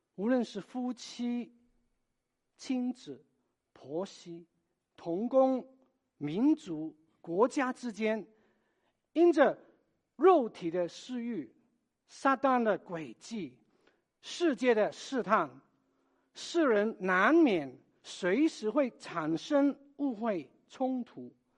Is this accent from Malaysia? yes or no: no; Hong Kong; moved away; 我也是来自香港的